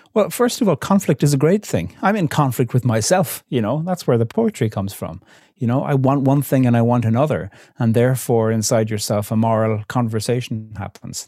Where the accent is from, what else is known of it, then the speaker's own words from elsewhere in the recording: Ireland; I'm formed religiously, linguistically, politically by the reality of being Irish in Ireland now